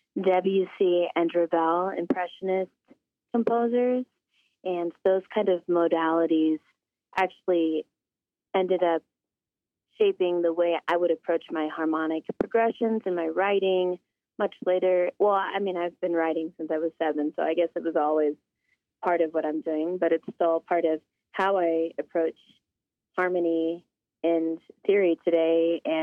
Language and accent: English; Alaska, United States; also born or lived in Denver, Colorado; Well, Brett, I'm from Alaska. I'm from the Simshiana and Aleutic tribes, and I am from the Eagle Clan, and I grew up in Denver, Colorado, and Alaska